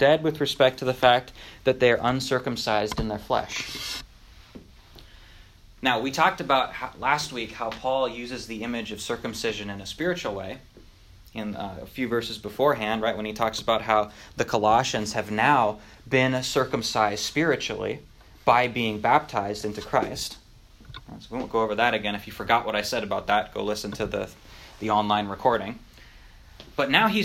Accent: North Dakota, United States; moved away; when I grew up in North Dakota, right, I grew up on a farm in the middle of nowhere

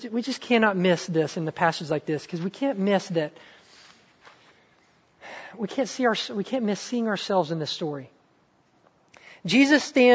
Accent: the South, United States; also born or lived in Mississippi; I'm from the South

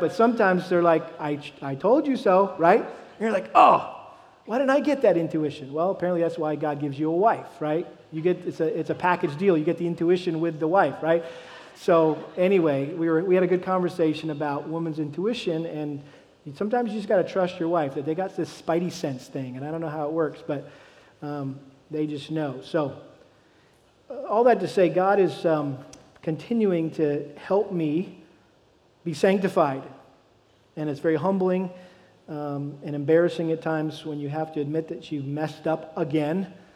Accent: Massachusetts, United States; I grew up in Massachusetts.

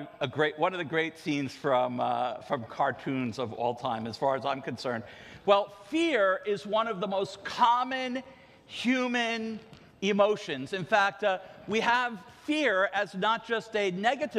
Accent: Ocean Grove, New Jersey, United States; When I was a kid growing up in Ocean Grove

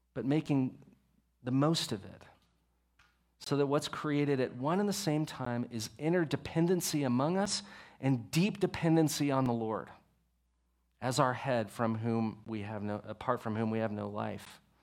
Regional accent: Texas, United States; I'm from Texas.

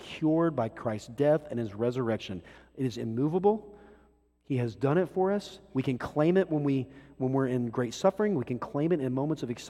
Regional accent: Texas, United States; I'm a Texan

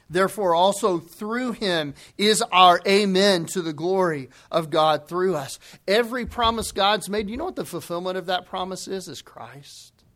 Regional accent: the Bible Belt, the South, United States; Growing up in the Bible Belt

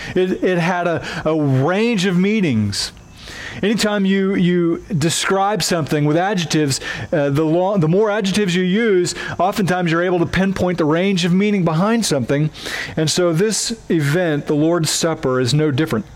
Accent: Oklahoma, United States; accent: twangy; moved away; I have a twangy accent at times because I'm from Oklahoma, and in Oklahoma, we do weddings different than y'all do here

